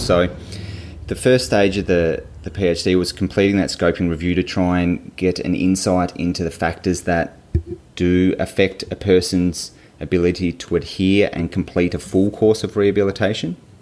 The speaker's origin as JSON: {"language": "English", "town": "Hobart", "region": "Tasmania", "country": "Australia", "tie": "born or raised there", "said": "I grew up in in Hobart, in Tasmania"}